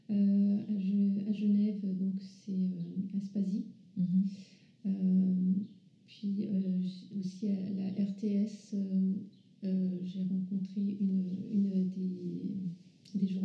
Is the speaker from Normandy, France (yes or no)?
no; Paris region, Île-de-France, France; dans la région parisienne où je suis née